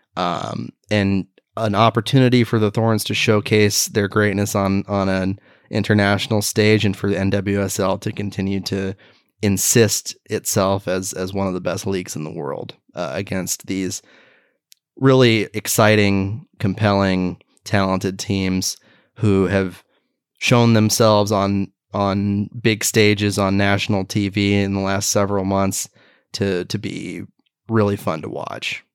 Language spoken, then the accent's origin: English; Beaverton, Oregon, United States; Beaverton, Oregon, my hometown